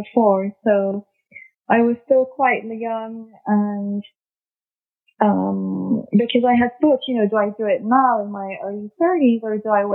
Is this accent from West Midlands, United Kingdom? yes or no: no; London, United Kingdom; also born or lived in France / New York; I'm obviously French, but I grew up mostly in London.